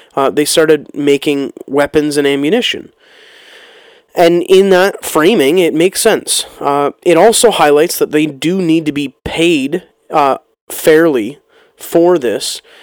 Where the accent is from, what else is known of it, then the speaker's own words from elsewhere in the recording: Canada; my life as a Canadian citizen